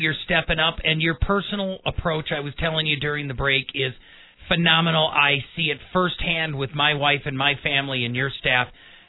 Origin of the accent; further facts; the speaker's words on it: Midwest, United States; When I was growing up in the Midwest, my father taught me finances